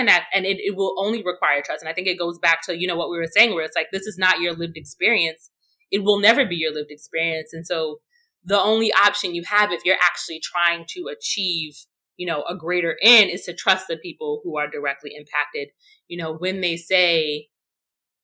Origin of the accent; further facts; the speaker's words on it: New York City, New York, United States; growing up in Brownsville, you know, you had people who routinely had mental health crises